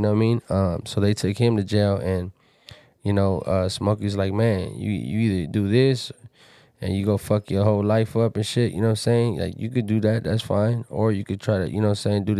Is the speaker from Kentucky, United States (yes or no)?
no; Pomona, California, United States; I'm from Pomona